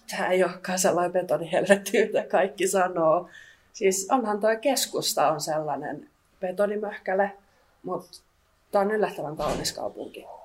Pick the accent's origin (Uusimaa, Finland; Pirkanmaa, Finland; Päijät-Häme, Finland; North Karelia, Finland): Päijät-Häme, Finland; Lahti; moved away as an adult; now in Kouvola, Finland; mä oon 22-vuotias ja mä oon kotoisin Lahdesta.